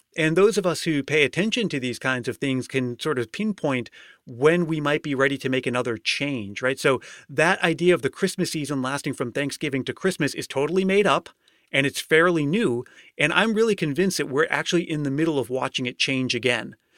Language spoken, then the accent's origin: English; Massachusetts, United States; moved away as an adult; now in California, United States; I've been living in California for the last five years, but I grew up in Massachusetts